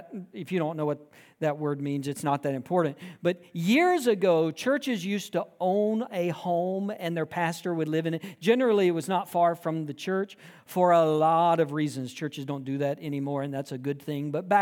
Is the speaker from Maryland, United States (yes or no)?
no; Georgia, United States; Because I grew up in South Georgia, my entire life experience from birth through graduating high school, was steeped in the rural South.